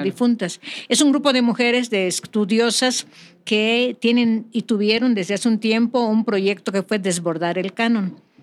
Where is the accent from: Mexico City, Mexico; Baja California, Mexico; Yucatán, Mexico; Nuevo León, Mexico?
Yucatán, Mexico; Mérida; now in California, United States; soy de Mérida, del barrio antiguo de Santiago